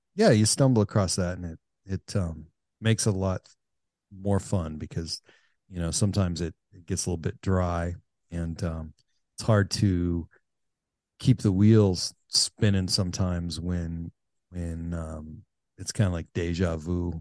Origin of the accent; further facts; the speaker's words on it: United States; I grew up on the Canadian border